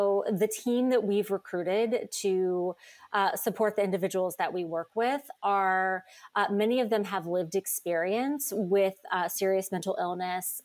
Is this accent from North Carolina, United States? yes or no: yes; North Carolina, United States; now in New York, United States; I grew up in North Carolina